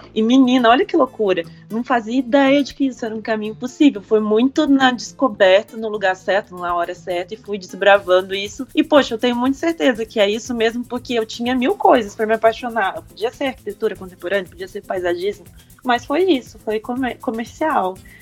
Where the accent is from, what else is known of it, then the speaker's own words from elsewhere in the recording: Cachoeiro de Itapemirim, Espírito Santo, Brazil; na minha cidade também, que eu sou de Cachoeira de Itapemirim, que é do sul do Espírito Santo